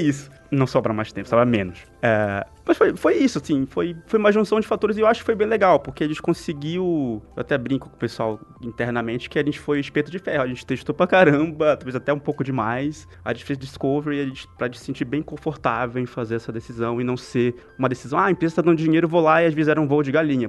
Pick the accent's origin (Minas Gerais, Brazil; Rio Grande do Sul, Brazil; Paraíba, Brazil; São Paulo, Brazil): Rio Grande do Sul, Brazil; interior of Porto Alegre; eu sou lá do interior de Porto Alegre